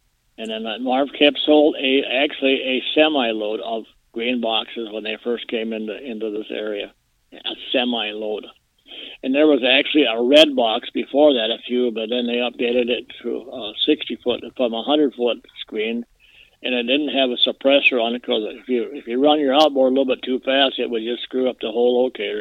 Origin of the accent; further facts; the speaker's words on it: Mission Lake, Minnesota, United States; I was born and raised on Mission Lake